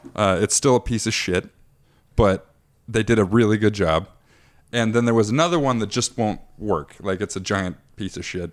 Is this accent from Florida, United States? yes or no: no; Aberdeen, Washington, United States; I grew up in Aberdeen, Washington.